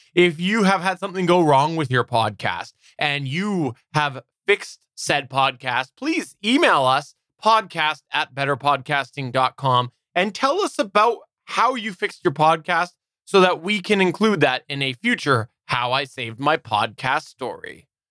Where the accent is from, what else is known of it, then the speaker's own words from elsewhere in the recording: Canada; I'm Canadian